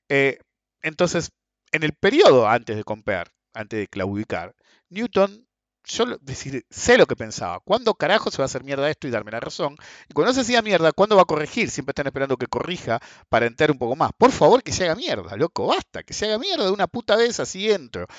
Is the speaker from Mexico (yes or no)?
no; Buenos Aires Province, Argentina; en países como el nuestro, como Argentina